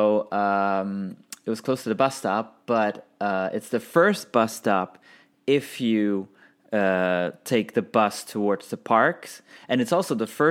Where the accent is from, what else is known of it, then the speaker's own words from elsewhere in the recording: Belgium; we're from Belgium